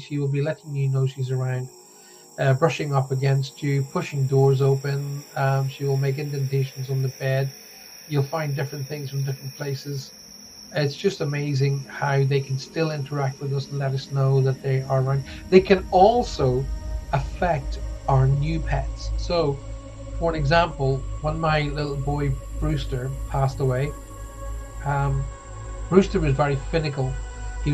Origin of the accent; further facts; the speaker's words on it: Ireland; now in United Kingdom; I'm Irish. I'm not Scottish